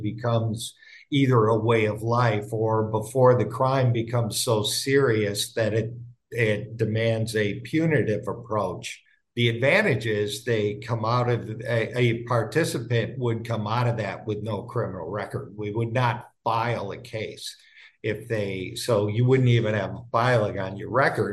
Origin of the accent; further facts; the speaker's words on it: Wisconsin, United States; moved away as an adult; now in Santa Barbara, United States; I was born and raised in Wisconsin